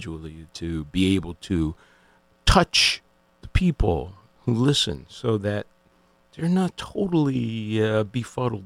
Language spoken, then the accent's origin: English; New England, United States; I'm from New England